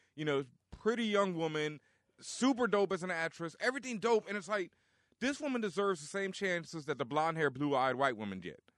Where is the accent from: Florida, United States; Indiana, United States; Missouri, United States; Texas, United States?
Texas, United States; I'm from Texas.